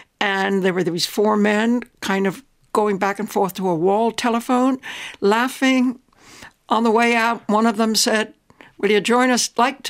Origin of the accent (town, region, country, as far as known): Westchester County, New York, United States; born or raised there; moved away as an adult; now in Ireland